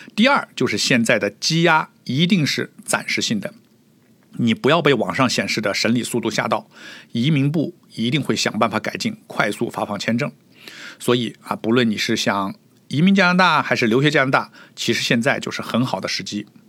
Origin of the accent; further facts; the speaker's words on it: China; now in Toronto, Canada; 我们中国人